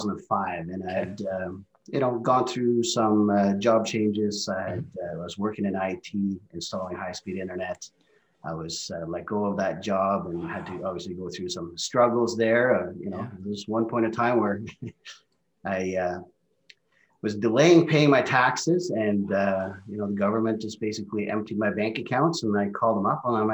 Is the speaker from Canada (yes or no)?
yes; Calgary, Alberta, Canada; English is a second language; also born or lived in Norway; Well, originally, I was born in Norway, and my family, they decided to move over here to Calgary in 1988. So I was a 13-year-old teenager relocating, having to obviously learn a new culture, language, and all that stuff. And, obviously growing up in Calgary has been amazing.